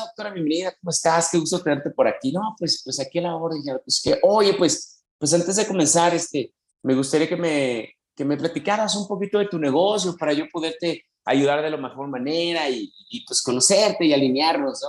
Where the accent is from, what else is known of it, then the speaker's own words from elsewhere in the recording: Mexico City, Mexico; Yo soy de la Ciudad de México